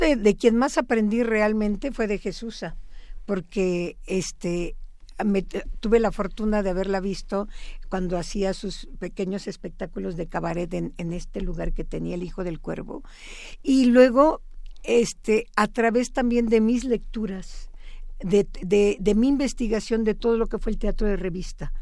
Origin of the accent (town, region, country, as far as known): Mexico